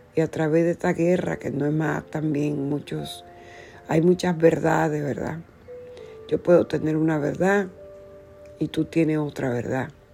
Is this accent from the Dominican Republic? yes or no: yes; Dominican Republic; moved away as an adult; now in United States; iba a cumplir mis 21 años cuando vine a los Estados Unidos, Dejé mi tierra de la República Dominicana.